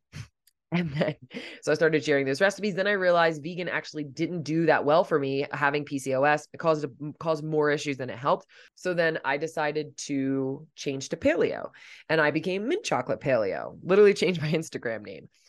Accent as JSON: {"language": "English", "region": "Delaware", "country": "United States", "tie": "born or raised there", "also_born_or_lived": "Pennsylvania / Los Angeles", "moved": "as an adult", "said": "I had, like, stayed in my home state of Delaware and, like, Pennsylvania all my life."}